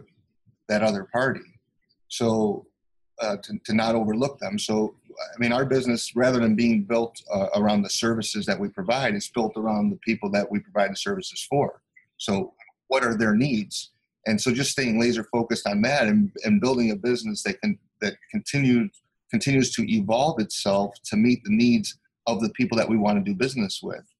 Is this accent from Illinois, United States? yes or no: yes; Chicago, Illinois, United States; I grew up super poor in Chicago in the United States, and we had a real difficult time just even having enough money to eat.